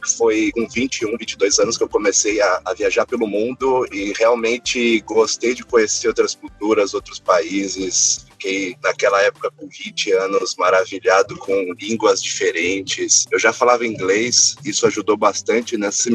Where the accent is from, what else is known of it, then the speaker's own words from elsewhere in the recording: São Paulo, Brazil; moved away as an adult; now in Vancouver, Canada; nasci e cresci em São Paulo, cresci na região de Alphaville, um pouco afastado de São Paulo